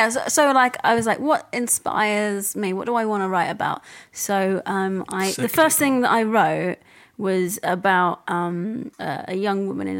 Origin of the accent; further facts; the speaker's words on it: Essex, East of England, United Kingdom; Well, I'm from Essex, yes.